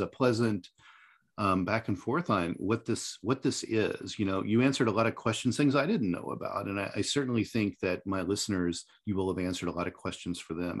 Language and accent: English; Indiana, United States; Indiana, my home state